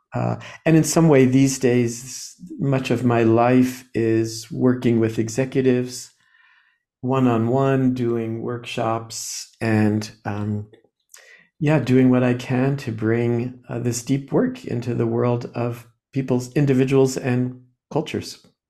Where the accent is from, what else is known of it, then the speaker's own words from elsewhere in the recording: New Jersey, United States; I was born in New Jersey, uh, in a kind of a quiet, you know, I don't know, um, working class, working class family